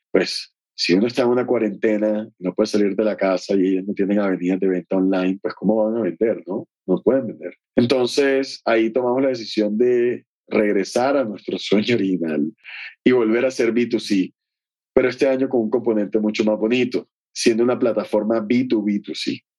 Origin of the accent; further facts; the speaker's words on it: Barranquilla, Atlántico, Colombia; en el garaje de mi casa en Barranquilla, de donde vengo hoy